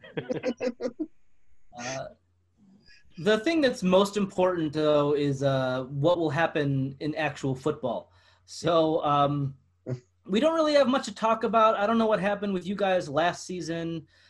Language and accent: English; Buffalo, New York, United States; I'm from Buffalo